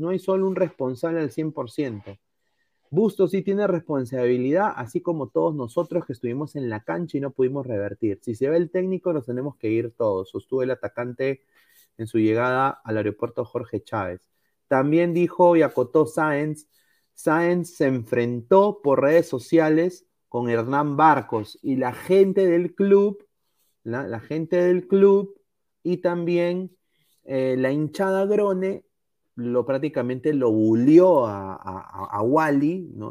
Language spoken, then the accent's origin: Spanish; Peru; now in Los Angeles, United States; todos somos peruanos